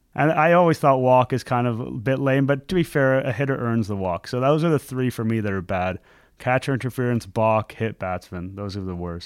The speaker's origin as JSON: {"language": "English", "country": "Canada", "also_born_or_lived": "Montreal", "said": "As a Canadian guy"}